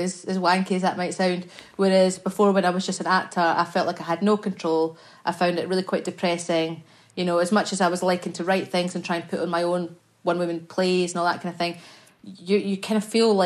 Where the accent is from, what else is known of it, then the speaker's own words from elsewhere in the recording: Scotland, United Kingdom; I'm Scottish. We say it like it's nothing